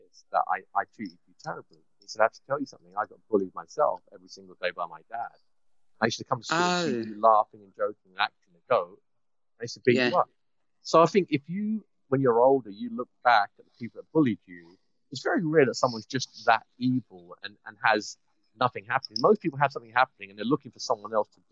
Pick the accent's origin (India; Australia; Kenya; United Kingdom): United Kingdom; London; accent: English; moved away as an adult; also born or lived in Gants Hill; now in Canada; I'm from London.